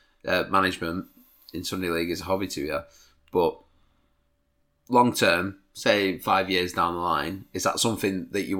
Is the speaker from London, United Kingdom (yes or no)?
no; Preston, North West England, United Kingdom; We're both from Preston.